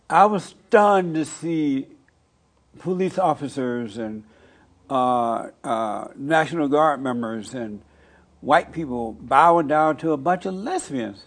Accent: Alabama, United States; moved away as an adult; now in Los Angeles, United States; I grew up in Alabama under the Jim Crow laws

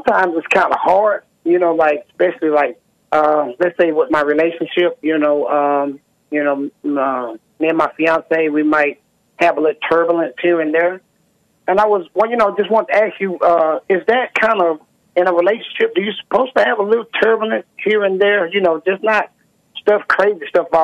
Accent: Jackson, Mississippi, United States; I'm from Jackson, Mississippi.

